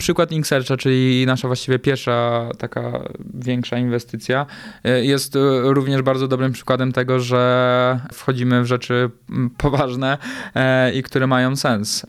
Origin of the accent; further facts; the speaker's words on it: Poland; moved away; Ja z Polski raczej zawsze uciekałem